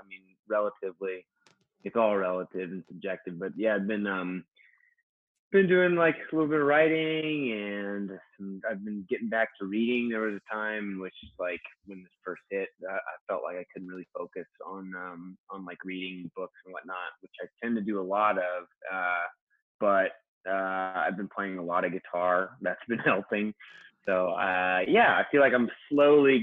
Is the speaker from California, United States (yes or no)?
yes; Sutter County, Northern California, United States; now in Los Angeles, United States; I'm from Northern California, the Sutter County area, so like north of Sacramento